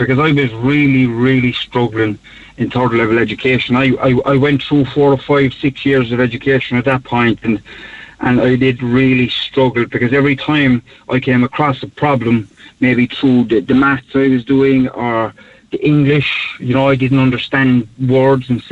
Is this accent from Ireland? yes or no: yes; Cork, Munster, Ireland; I grew up in Knocknaheeny in the north side of the city